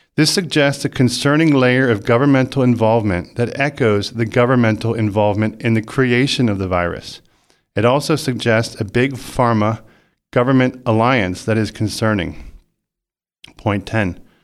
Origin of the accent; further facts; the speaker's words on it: United States; I am an American citizen